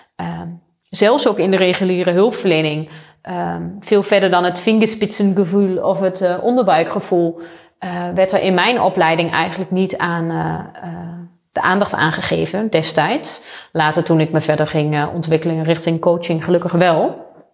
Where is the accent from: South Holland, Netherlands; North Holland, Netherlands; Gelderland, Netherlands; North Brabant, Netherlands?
Gelderland, Netherlands; Achterhoek; ik kom zelf uit de Achterhoek. Ik ben opgegroeid op een boerderij